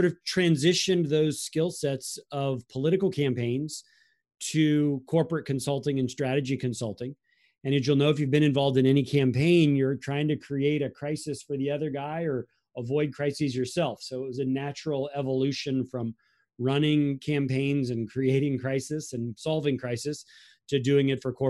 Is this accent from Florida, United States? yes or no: yes; Florida, United States; And so we grew up in Florida, so we used the infamous ballot boxes of 2000